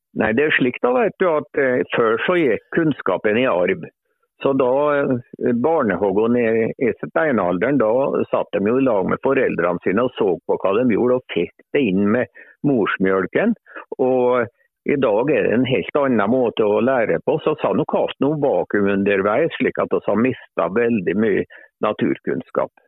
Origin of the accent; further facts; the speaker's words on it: Lesja, Innlandet, Norway; jeg er jo fra Lesja, og det er jo fjellbygd. Ja. jeg er jo egentlig født på fjellet